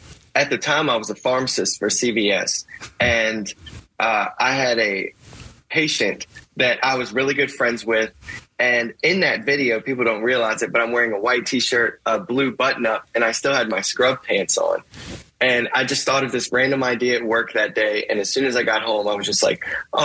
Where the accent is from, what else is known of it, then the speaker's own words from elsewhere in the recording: Altavista, Virginia, United States; I'm from Alta Vista, Virginia, 2,000 people, and grew up getting bullied